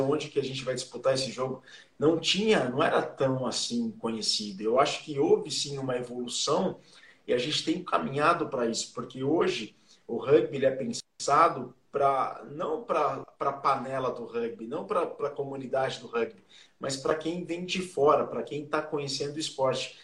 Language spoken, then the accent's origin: Portuguese; Jaú, São Paulo, Brazil; eu sou do interior de São Paulo, sou de Jaú